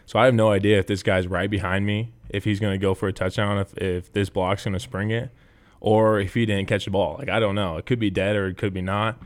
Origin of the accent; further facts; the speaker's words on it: Nebraska, United States; growing up in Nebraska, like, there's, there's no other team you root for